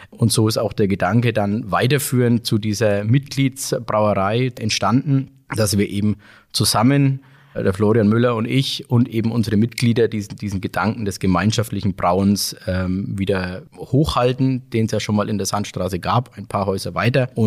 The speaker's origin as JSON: {"language": "German", "town": "Bamberg", "region": "Bavaria", "country": "Germany", "tie": "born or raised there", "said": "bin auch gebürtiger Bamberger, wohne in Bamberg und liebe Bamberg und Bier"}